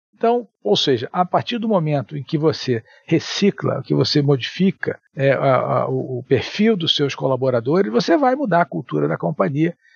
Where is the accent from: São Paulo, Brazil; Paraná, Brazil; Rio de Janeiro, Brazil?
Rio de Janeiro, Brazil; also born or lived in Espírito Santo; Sou é, capixaba, é, mas morei a maior parte da minha vida no Rio